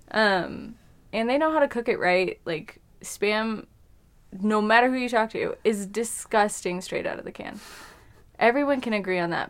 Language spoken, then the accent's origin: English; Colorado, United States; I'm from here